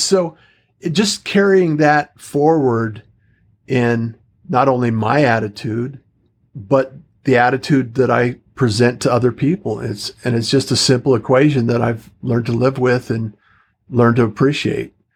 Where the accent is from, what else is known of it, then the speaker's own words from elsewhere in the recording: Utah, United States; moved away as an adult; also born or lived in Pacific Northwest; I actually grew up in Utah.